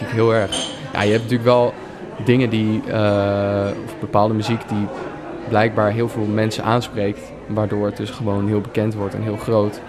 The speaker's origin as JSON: {"language": "Dutch", "town": "Leiden", "region": "South Holland", "country": "Netherlands", "tie": "born or raised there", "said": "In Leiden ben ik geboren en heb ik eigenlijk mijn hele leven gewoond"}